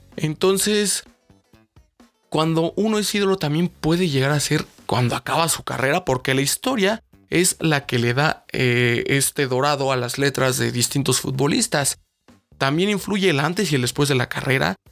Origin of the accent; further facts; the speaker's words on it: Mexico; nosotros los mexicanos